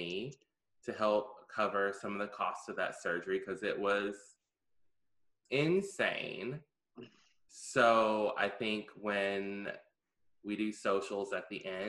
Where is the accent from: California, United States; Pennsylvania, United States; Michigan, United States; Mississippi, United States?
Mississippi, United States; I'm from Mississippi.